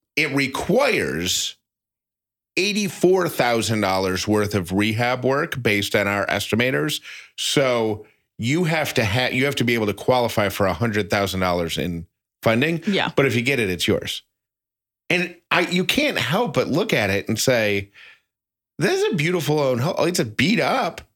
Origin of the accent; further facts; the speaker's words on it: Syracuse, New York, United States; I'm from Syracuse, New York